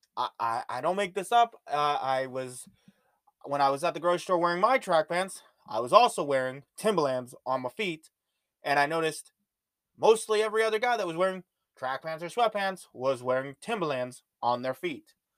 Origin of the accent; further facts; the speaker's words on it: Canada; especially being Canadian